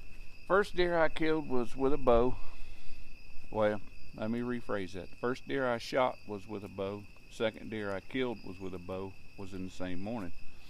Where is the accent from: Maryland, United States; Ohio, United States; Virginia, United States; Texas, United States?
Ohio, United States; and I was born in Ohio